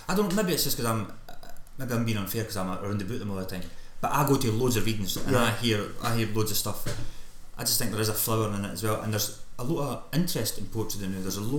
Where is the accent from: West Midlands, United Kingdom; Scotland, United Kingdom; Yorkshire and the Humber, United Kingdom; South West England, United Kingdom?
Scotland, United Kingdom